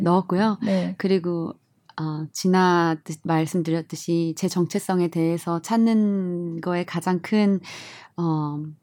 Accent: South Korea; moved away as an adult; 나는 한국인이고

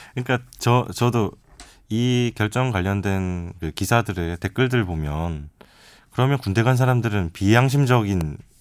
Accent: Changwon, South Gyeongsang, South Korea; 저는 이제 고향이 창원이다 보니까

